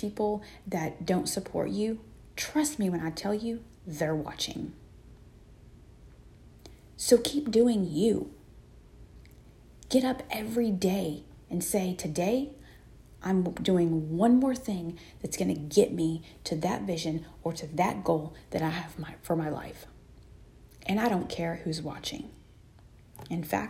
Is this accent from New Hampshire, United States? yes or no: no; Texas, United States; I'm from Texas